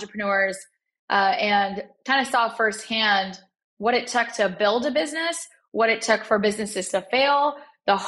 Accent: Dallas, Texas, United States; also born or lived in Chicago, Illinois; I was born in Chicago and grew up in Dallas

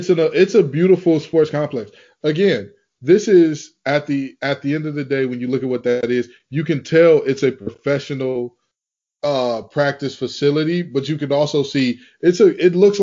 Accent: Detroit, Michigan, United States; I'm from Detroit, and it's also known as Hockey Town

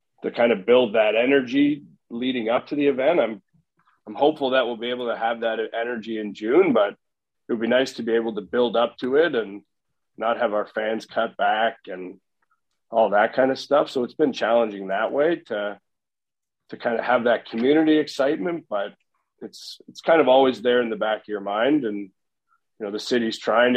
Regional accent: Oakville, Ontario, Canada; I grew up in Oakville.

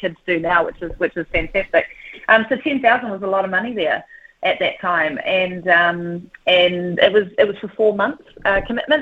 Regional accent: Whanganui, Manawatū-Whanganui, New Zealand; moved away as an adult; also born or lived in United States; I grew up in Whanganui in the 80s

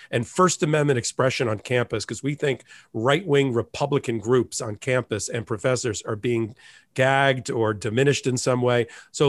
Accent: New Jersey, United States; moved away; also born or lived in Miami; my home state is New Jersey. I lived in Miami. I'm from New Jersey.

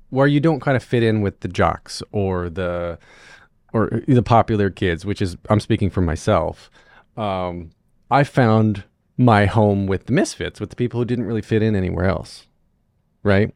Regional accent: North Wilkesboro, North Carolina, United States; I grew up um, in North Wilkesboro

